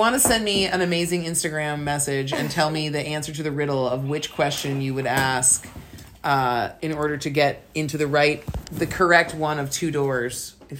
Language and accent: English; Wisconsin, United States; now in Pittsburgh, United States; when we go visit my homeland in Wisconsin